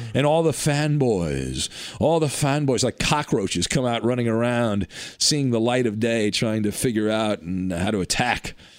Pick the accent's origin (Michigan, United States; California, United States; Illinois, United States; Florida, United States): California, United States; I grew up in California